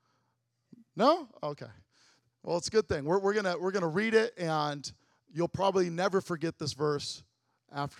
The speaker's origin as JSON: {"language": "English", "town": "Lansing", "region": "Illinois", "country": "United States", "tie": "born or raised there", "said": "I did not grow up in just the hood. I grew up in Lansing, Illinois"}